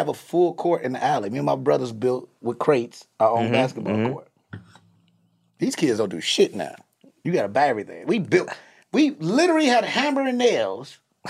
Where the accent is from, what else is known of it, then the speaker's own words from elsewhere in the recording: Chicago, Illinois, United States; I'm from the West Side of Chicago.